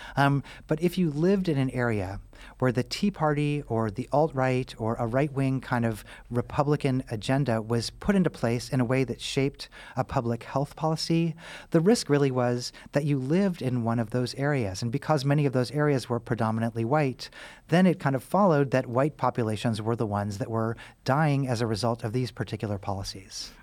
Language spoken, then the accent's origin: English; Missouri, United States; also born or lived in Kansas; I grew up in Missouri, uh, and I'm from the Midwest